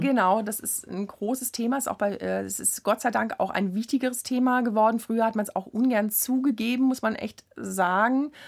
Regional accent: Worms, Rhineland-Palatinate, Germany; Ich komme aus der Stadt Worms. Zu der damaligen Zeit gab es keine Jugendmusikschule in diesem Sinne

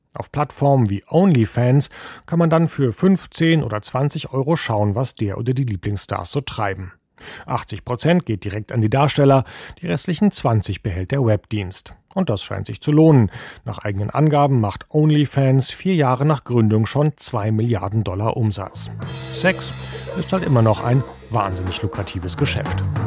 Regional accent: Germany; sind wir Deutsche

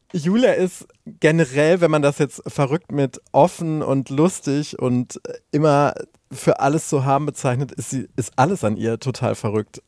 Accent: Anröchte, North Rhine-Westphalia, Germany; moved away; ich war in der Zeit ähm, viel bei meinen Eltern, meiner alten Heimat

